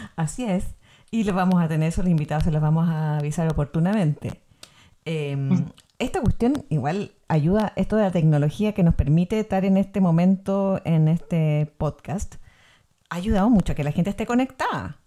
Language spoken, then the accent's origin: Spanish; Valparaíso, Chile; moved away; nosotros somos de Valparaíso y por algo el, este mm, podcast se llama Porteña sin Valpo porque estamos viviendo fuera de Valparaíso hace hartos años